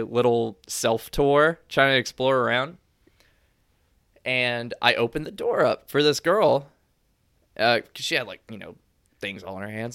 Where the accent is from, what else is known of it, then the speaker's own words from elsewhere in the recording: Louisiana, United States; moved away as an adult; also born or lived in Kentucky; Growing up in Louisiana, I call everyone baby all the time.